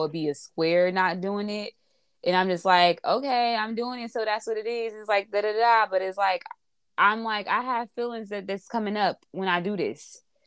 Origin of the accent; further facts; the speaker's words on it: Newark, New Jersey, United States; I'm from Newark